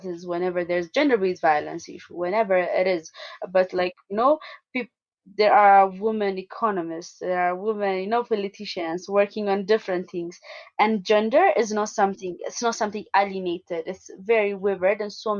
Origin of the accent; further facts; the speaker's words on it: Addis Ababa, Ethiopia; I was born and raised in Addis Ababa